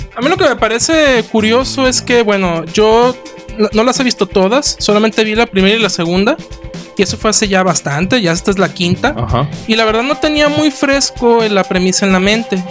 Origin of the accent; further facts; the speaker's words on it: Mexico; viéndolo nosotros como, como espectadores mexicanos